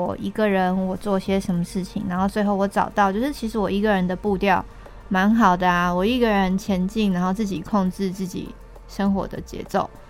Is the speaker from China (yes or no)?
no; Chiayi, Taiwan; now in Taipei, Taiwan; 我是嘉义人，然后我觉得南部好像其实都是狗派，养狗比较多。然后我觉得跟生活空间有很大的，就像我来台北之后，我是养猫，然后不是养狗